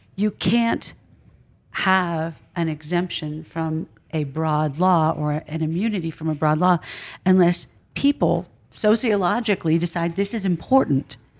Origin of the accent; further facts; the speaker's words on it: Philadelphia, Pennsylvania, United States; I'm from Philadelphia.